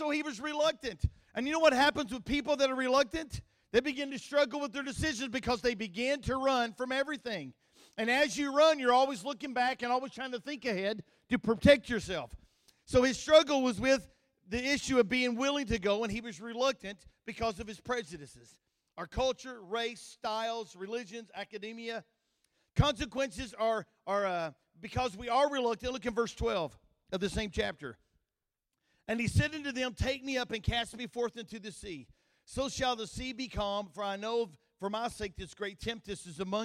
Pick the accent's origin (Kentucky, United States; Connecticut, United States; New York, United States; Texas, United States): Kentucky, United States; accent: country; He knew I was from Kentucky. My nickname in college was Kentucky